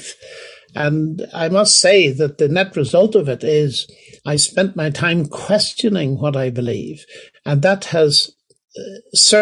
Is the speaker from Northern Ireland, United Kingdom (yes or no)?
yes; Northern Ireland, United Kingdom; now in Oxford, United Kingdom; growing up in Northern Ireland